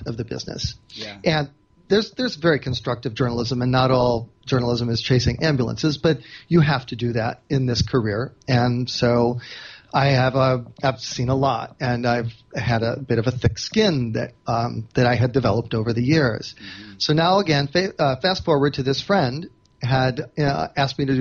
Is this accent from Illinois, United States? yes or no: yes; Chicago, Illinois, United States; I grew up in Chicago, where, like, this is hard scrabble journalism town.